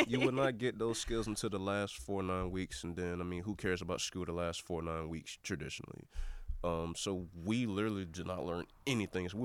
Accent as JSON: {"language": "English", "region": "Southeast", "country": "United States", "tie": "born or raised there", "said": "for a kid growing up in the Southeast, a black kid growing up in the Southeast"}